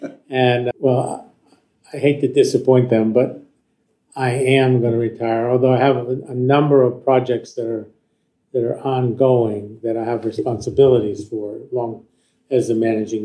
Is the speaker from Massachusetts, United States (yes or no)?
yes; Longmeadow, Massachusetts, United States; moved away as an adult; also born or lived in Kent State, Ohio; Well, I grew up in Longmeadow, Massachusetts.